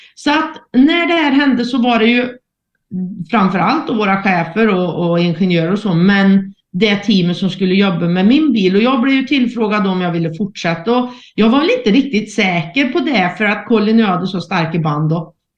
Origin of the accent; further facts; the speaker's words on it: Värmland, Sweden; accent: Värmland dialect; jag är ju född och uppvuxen i Värmland och det hörs ju på dialekten.